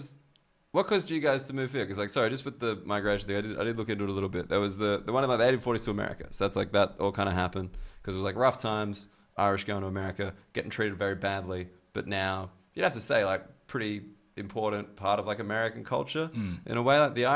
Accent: Australia; I think I get a little outsider boost being Australian.

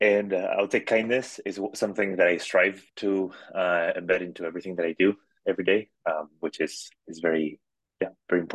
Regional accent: Madrid, Community of Madrid, Spain; moved away as an adult; I grew up in Madrid, in Spain

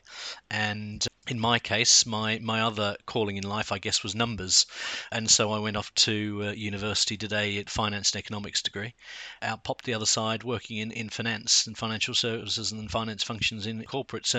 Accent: Australia; moved away as an adult; also born or lived in South London, United Kingdom; now in London, United Kingdom; I was born in Australia, but I've lived in the UK for the last 22 years and now call the UK home

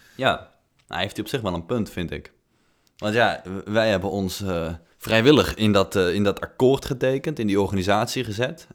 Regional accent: North Brabant, Netherlands; ik kom uit Noord-Brabant

